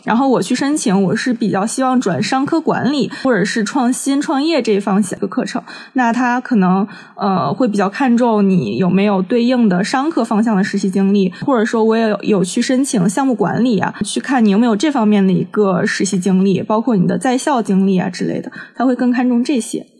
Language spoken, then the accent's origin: Chinese; Tianjin, China; 包括我就是将来想要落户北京或者上海的话，尤其是北京，因为我是天津人嘛